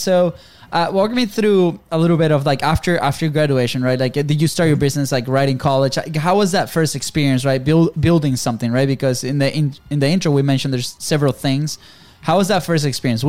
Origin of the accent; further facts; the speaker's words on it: Venezuela; moved away as an adult; we're from Venezuela